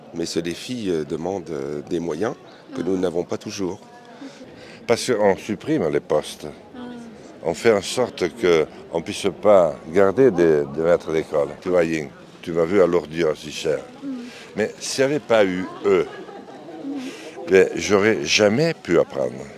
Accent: Béarn, Nouvelle-Aquitaine, France; first language Béarnais; French is a second language; moi j'avais six ans quand j'ai appris le français, je parlais l'espagnol parce que papa m'a mené en Espagne pour garder les brebis et j'apprenais euh, le, béarnais parce que chez nous on parlait toujours béarnais

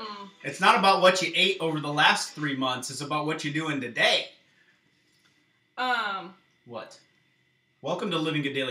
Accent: Iowa, United States; I swear we're from Iowa.

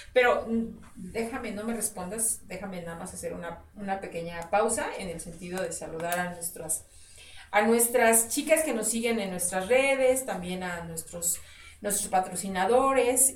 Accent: Mexico; nosotros como mexicanos

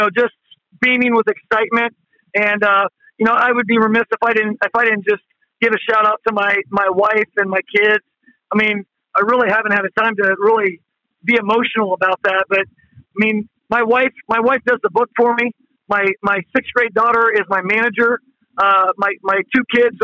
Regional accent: Mount Vernon, Ohio, United States; now in Convoy, United States; I'm an implant. I'm from Mount Vernon, Ohio

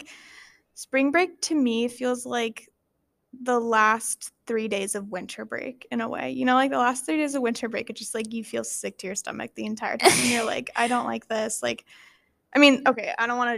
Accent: Rogue Valley, Oregon, United States; I'm from the Rogue Valley, so there's lots of like places to go and hike and stuff

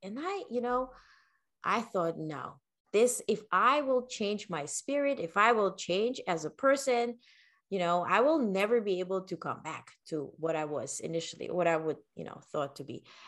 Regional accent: Ukraine; English is a second language; also born or lived in Netherlands / North Carolina / New York; now in United States; I was born in the Ukraine

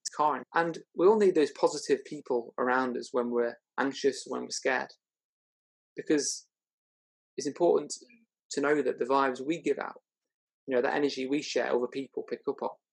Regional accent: Chester, North West England, United Kingdom; I was brought up in Chester, and my parents gave me a great start in life.

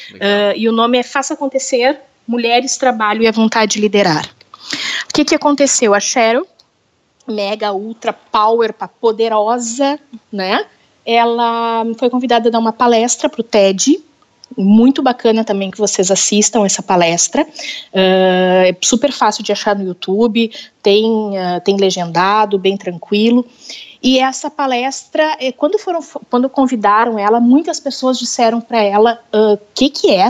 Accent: Porto Alegre, Rio Grande do Sul, Brazil; Eu sou de Porto Alegre, aqui do Rio Grande do Sul.

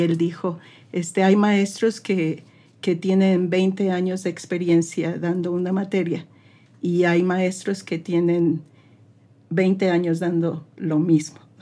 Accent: Mexico City, Mexico; moved away as an adult; also born or lived in United States; now in Saltillo, Mexico; soy originaria de la Ciudad de México, pero hay mucha gente que dice que soy de Saltillo y orgullosamente digo que sí soy de Saltillo, porque ya tengo pues más de 30 años de vivir aquí

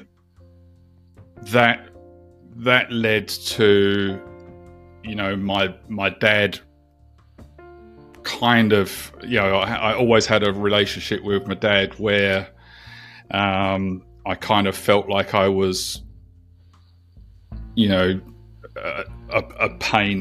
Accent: London, United Kingdom; moved away as an adult; now in New Zealand; I'm actually originally from the UK. I was born in London, and I migrated to New Zealand just before the millennium

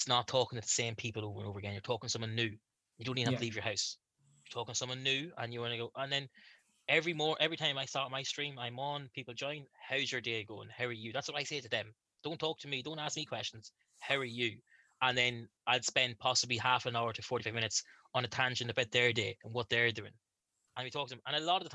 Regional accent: Ireland; I'm from Ireland

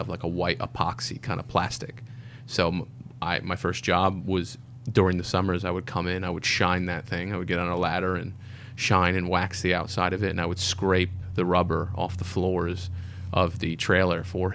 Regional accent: Ridgewood, New Jersey, United States; also born or lived in New York City; now in Brisbane, Australia; I was born in New Jersey, actually

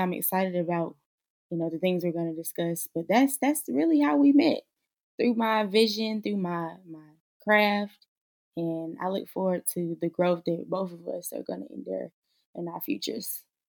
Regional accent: Charlotte, North Carolina, United States; now in Greensboro, United States; born and raised in Charlotte, North Carolina, currently reside in Greensboro, North Carolina.

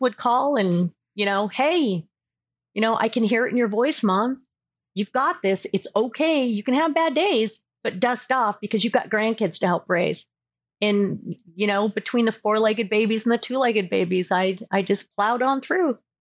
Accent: Southern California, United States; also born or lived in Colorado; now in Augusta, Georgia, United States; I'm originally from Southern California

